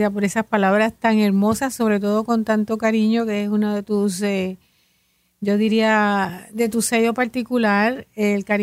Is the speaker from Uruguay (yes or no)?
no; San Juan, Puerto Rico; Mi mami es de Yauco. Yo soy de San Juan.